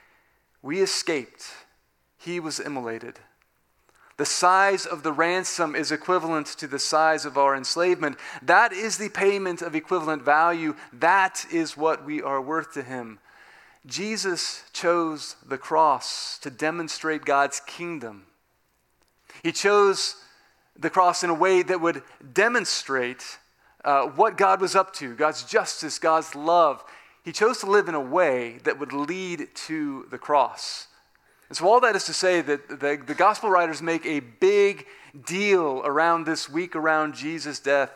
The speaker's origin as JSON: {"language": "English", "region": "Southern California", "country": "United States", "tie": "born or raised there", "moved": "yes", "said": "I grew up in Southern California"}